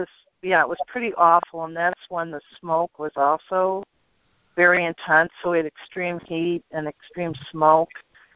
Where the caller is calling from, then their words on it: San Luis Obispo, California, United States; San Luis Obispo, California.